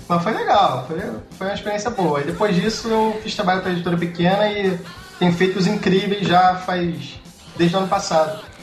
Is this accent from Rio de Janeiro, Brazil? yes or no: yes; Rio de Janeiro, Brazil; moved away as an adult; now in Toronto, Canada; E sou carioca, Morei na Tijuca minha vida inteira